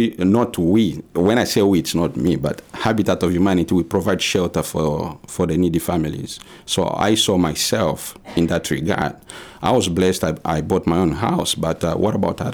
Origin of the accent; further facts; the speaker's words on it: DR Congo; moved away as an adult; now in Maine, United States; we came from the Congo